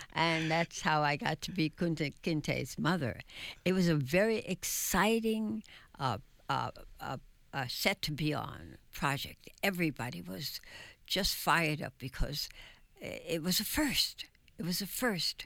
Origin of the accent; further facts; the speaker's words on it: New York City, New York, United States; also born or lived in Bronx; we lived in an area that is now known in Manhattan as El Barrio